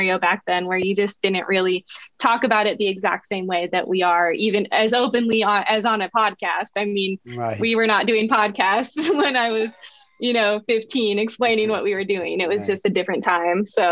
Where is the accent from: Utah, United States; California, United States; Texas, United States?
California, United States; San Francisco; also born or lived in Santa Cruz / Los Angeles; now in East Bay, United States; I grew up in San Francisco, but I lived all over the Bay Area